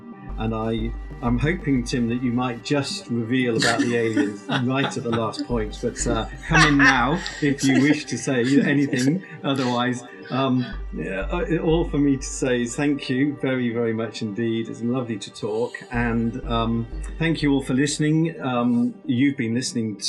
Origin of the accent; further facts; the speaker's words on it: near Jodrell Bank, Cheshire, North West England, United Kingdom; coming as a boy to Jodrell Bank, my hometown's not far away